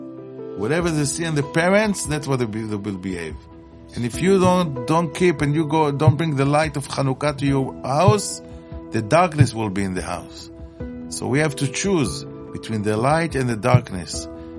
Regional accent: Israel; English is a second language; moved away as an adult; now in United States; I was born in Israel, grew up in Israel, and then I came to America to learn in Mir Yeshiva.

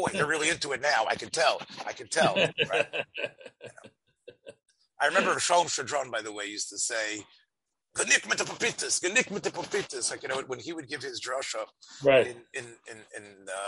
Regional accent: United States; As an American

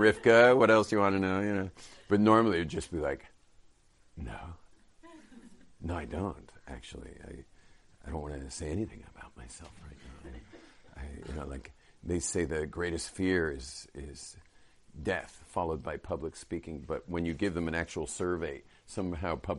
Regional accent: California, United States; I'm from California.

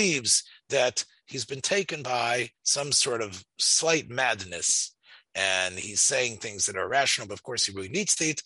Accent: Memphis, Tennessee, United States; I grew up in Memphis, the bus ride that took us down Summer Avenue

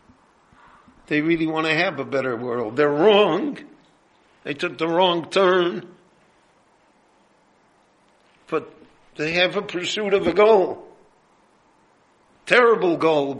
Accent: Chicago, Illinois, United States; moved away as an adult; now in Jerusalem, Israel; when I grew up in Chicago, there was a big... large, vocal Jewish Communist Party

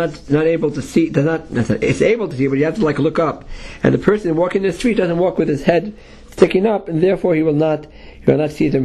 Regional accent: New York City, New York, United States; I grew up in Manhattan in the Lower East Side

